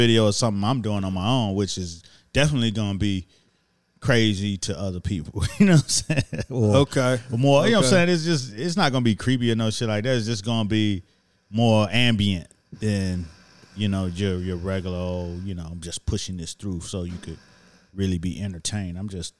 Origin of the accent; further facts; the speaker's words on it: Miami, Florida, United States; But I'm from Miami, and I go for too cold than anything.